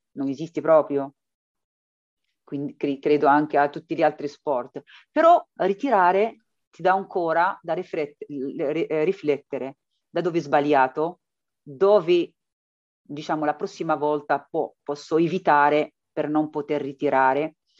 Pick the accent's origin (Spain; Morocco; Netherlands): Morocco; now in Matera, Italy; io vengo dall'Africa, dal Marocco, per trovare qualcosa di meglio